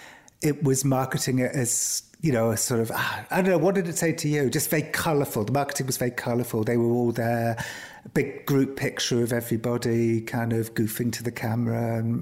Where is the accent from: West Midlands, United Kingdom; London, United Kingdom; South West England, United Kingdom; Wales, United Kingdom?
Wales, United Kingdom; Cardiff; But I don't think my accent's particularly Welsh anyway, even though I grew up in Wales. I grew up in Cardiff